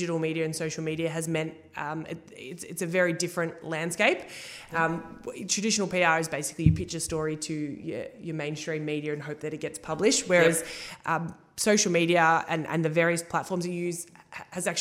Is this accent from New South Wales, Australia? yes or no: no; Altona, Victoria, Australia; moved away as an adult; also born or lived in Ocean Grove; now in Geelong, Australia; I'm from Altona. I grew up in Altona